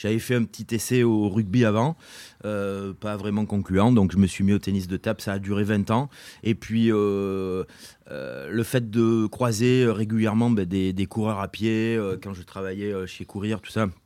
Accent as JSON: {"language": "French", "town": "Brive-la-Gaillarde", "region": "Nouvelle-Aquitaine", "country": "France", "said": "euh, je suis corézien. Je suis né, je suis né à Brive en 1970."}